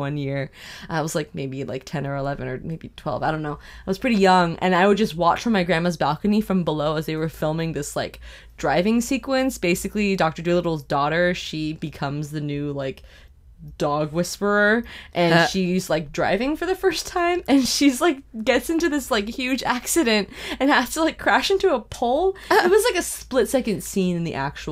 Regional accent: Vancouver, British Columbia, Canada

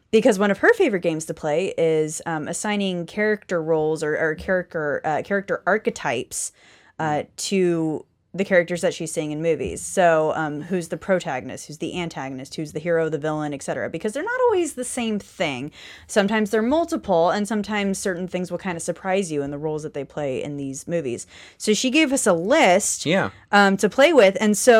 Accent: Canada; you say that because I'm Canadian, Brian?

